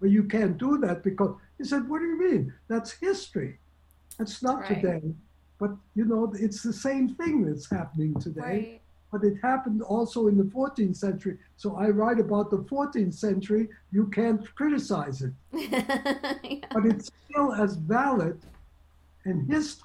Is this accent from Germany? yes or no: yes; Germany; moved away; I was born in Germany